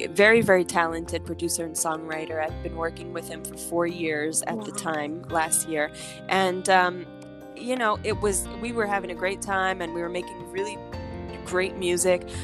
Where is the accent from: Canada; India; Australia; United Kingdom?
Canada; Montreal, Quebec; also born or lived in Los Angeles, United States / New York, United States; now in Miami, United States; I'm originally from Montreal, Canada. Uh, I am a French speaking artist